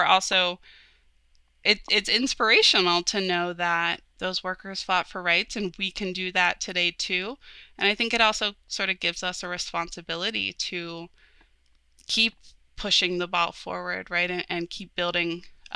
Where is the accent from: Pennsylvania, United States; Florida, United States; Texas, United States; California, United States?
Pennsylvania, United States; Pittsburgh region; growing up in the Pittsburgh region